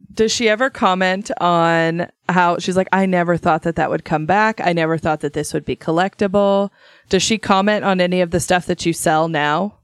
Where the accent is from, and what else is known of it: Idaho, United States; born or raised there; moved away